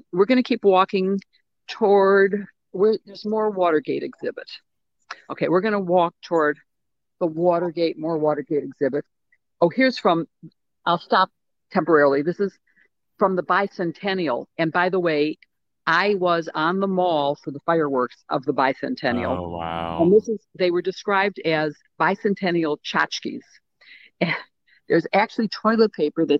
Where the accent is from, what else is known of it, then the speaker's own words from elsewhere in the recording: Chicago, Illinois, United States; I'm from Chicago.